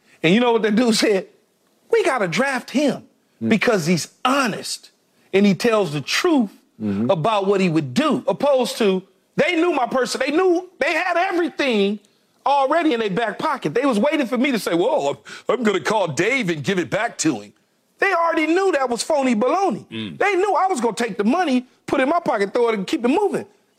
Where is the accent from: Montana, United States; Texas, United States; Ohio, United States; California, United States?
California, United States; Los Angeles; It was about me growing up in South Los Angeles, which at the time was South Central LA, but now it's renamed South Los Angeles.